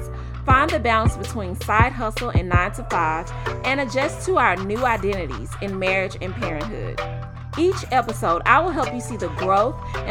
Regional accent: Memphis, Tennessee, United States; moved away as an adult; now in Dallas, United States; I'm originally from Memphis and so is Arielle. And I moved to Dallas for love

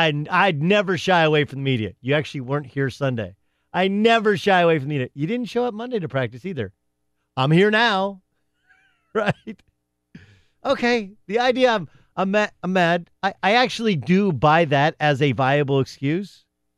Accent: Miami, Florida, United States; I'm from Liberty City.

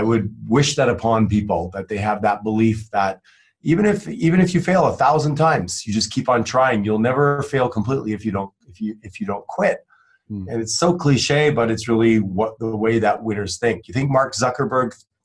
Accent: Quebec, Canada; now in Phoenix, United States; growing up in Canada

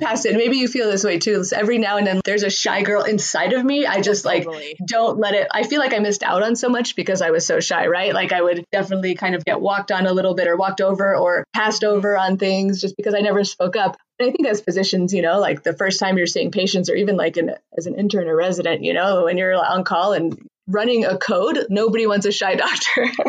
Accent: Southern California, United States; moved away as an adult; also born or lived in San Diego; now in Colorado, United States; I'm from Southern California where I feel like money kind of predominates

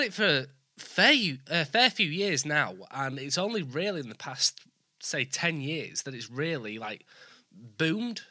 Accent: Leeds, Yorkshire and the Humber, United Kingdom; now in York, United Kingdom; I'm from Leeds. I live in York

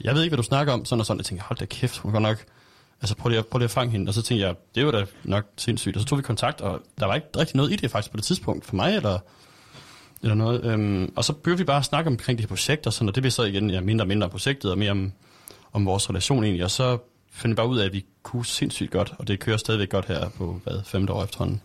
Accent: Aarhus, Central Denmark Region, Denmark

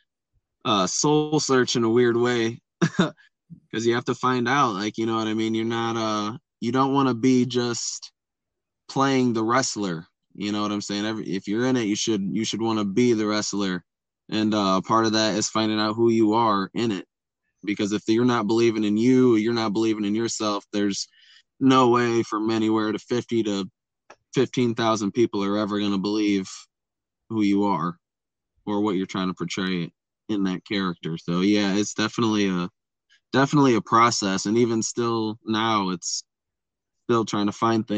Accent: Buchanan, Michigan, United States; I'm from Buchanan, Michigan

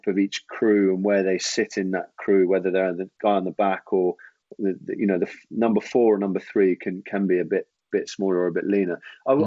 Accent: Jersey; I actually grew up in Jersey

